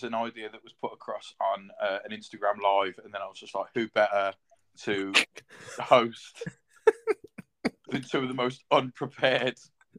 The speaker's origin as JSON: {"language": "English", "town": "Birmingham", "region": "West Midlands", "country": "United Kingdom", "moved": "yes", "lives_now": "Worcester, United Kingdom", "said": "And I live in Worcester in the UK, originally from Birmingham."}